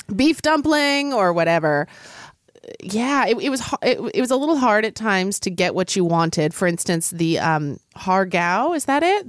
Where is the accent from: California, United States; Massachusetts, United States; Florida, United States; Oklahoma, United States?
Oklahoma, United States; Oklahoma City; I grew up in Oklahoma City